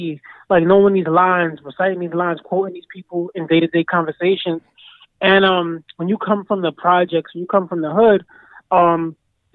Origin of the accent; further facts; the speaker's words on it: New York City, New York, United States; I grew up in Bed-Stuy, Brooklyn